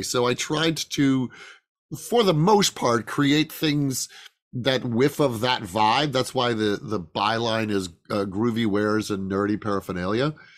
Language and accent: English; Chicago, Illinois, United States; moved away; also born or lived in Lake Geneva, Wisconsin; when I was a kid, uh, in the suburbs of Chicago